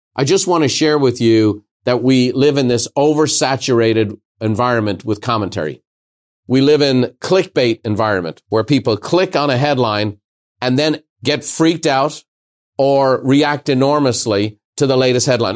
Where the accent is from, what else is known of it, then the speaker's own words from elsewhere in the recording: Ireland; now in United States; As an Irishman